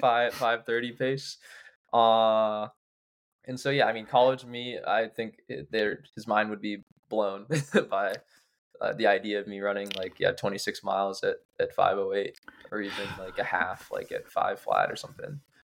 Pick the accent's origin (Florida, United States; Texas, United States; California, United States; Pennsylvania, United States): Pennsylvania, United States; Pittsburgh; now in Somerville, United States; I'm from Pittsburgh